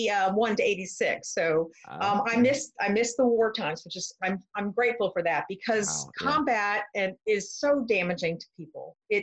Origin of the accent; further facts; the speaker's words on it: Camp Pendleton, California, United States; now in Clayton, United States; I'm originally from Southern California, Camp Pendleton, California, at the Marine base.